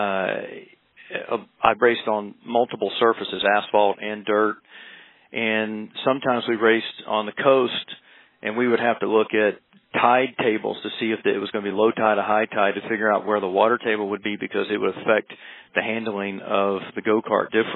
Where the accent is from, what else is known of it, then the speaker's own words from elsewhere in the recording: South Carolina, United States; I grew up in the South, South Carolina